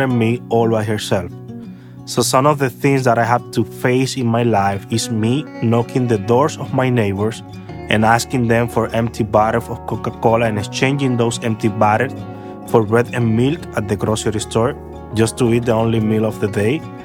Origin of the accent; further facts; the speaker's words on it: Santo Domingo, Dominican Republic; I am from the Dominican Republic and I grew up in a lousy neighborhood in Santo Domingo